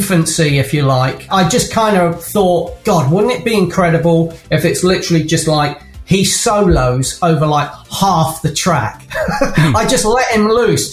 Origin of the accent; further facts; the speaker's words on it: Kent, South East England, United Kingdom; moved away; also born or lived in Canterbury; I was born in Kent, and I lived in Canterbury for a while.